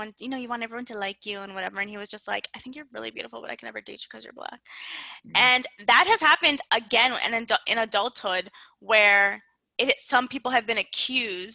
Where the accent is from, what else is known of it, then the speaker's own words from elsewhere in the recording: South Florida, United States; I grew up in South Florida, and South Florida is very diverse